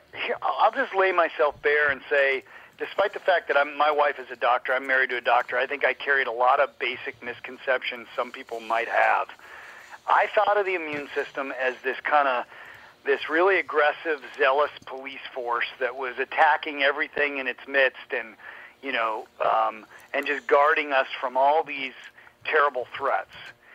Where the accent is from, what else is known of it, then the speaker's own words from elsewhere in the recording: Colorado, United States; So I grew up in Colorado.